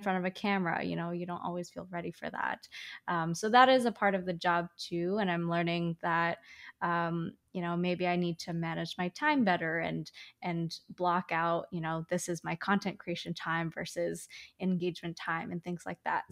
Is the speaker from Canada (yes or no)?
yes; Canada; also born or lived in China; My parents and I moved to Canada when I was four. Uh, we moved from China.